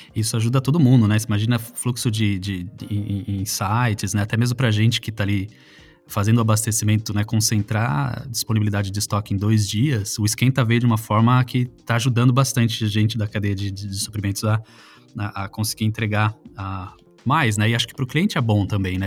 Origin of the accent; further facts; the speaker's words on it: Salto, São Paulo, Brazil; a cidade onde eu nasci, que é em Salto no é, interior de São Paulo